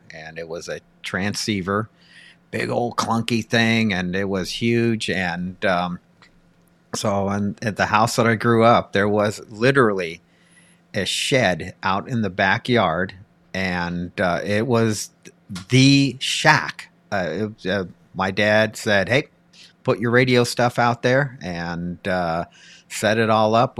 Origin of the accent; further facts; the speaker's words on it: Pasadena, California, United States; growing up in Pasadena, California